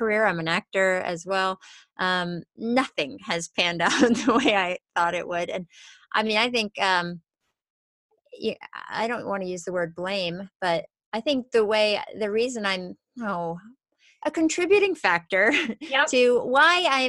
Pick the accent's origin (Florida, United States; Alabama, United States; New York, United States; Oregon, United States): New York, United States; now in Los Angeles, United States; I grew up in New York and I live